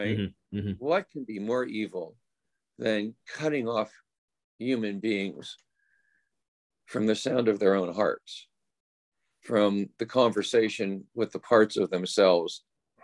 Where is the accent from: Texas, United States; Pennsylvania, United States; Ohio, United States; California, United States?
California, United States; Oakland; my hometown of Oakland